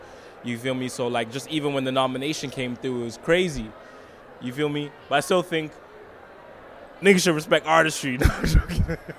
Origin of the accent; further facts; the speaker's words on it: Canada; that we can't link up and be positive as Canadian musicians.